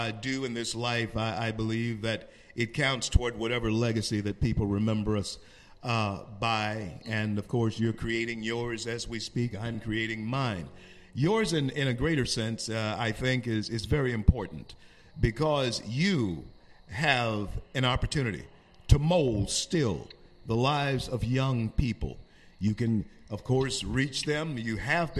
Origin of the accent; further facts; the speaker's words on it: Shreveport, Louisiana, United States; I grew up in Shreveport, Louisiana, and it was a quiet, quaint little town at the place.